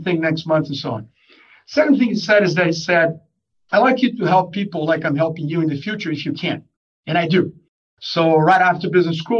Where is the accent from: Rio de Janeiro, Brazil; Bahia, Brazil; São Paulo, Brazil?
Rio de Janeiro, Brazil; moved away as an adult; I'm originally from Brazil, from Rio de Janeiro. That's where I was born and where I spent a lot of my early years.